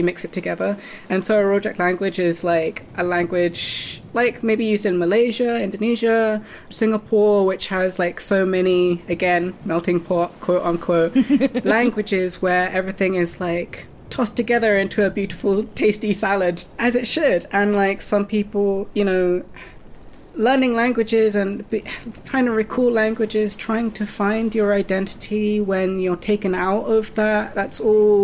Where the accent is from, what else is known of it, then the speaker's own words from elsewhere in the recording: United Kingdom; a British, mixed-race, white and Japanese person